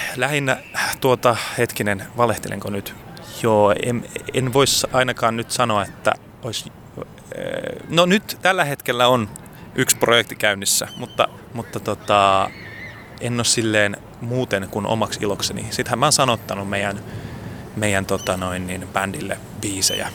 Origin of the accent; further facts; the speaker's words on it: Helsinki, Uusimaa, Finland; mä oon Helsingistä, mä oon tota Itä-Helsingin kasvatti